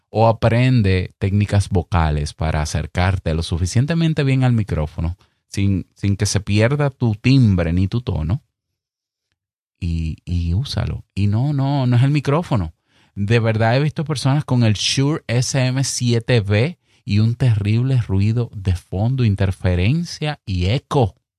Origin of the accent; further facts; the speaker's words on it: Dominican Republic; accent: Dominican; que se te sale el dominicano, como me pasa a mí de vez en cuando